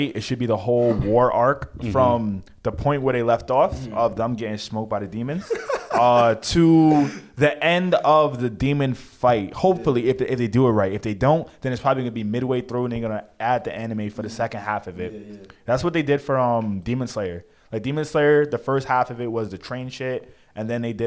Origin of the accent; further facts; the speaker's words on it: New York City, New York, United States; We both from the Bronx.